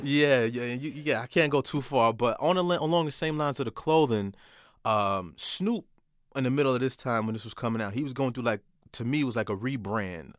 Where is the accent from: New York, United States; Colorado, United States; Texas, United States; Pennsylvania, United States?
New York, United States; Port Chester; also born or lived in Manhattan, New York / Bronx, New York; I'm from Portchester, New York, but, uh, Manhattan raised me, uh, and I played a lot in the Bronx as well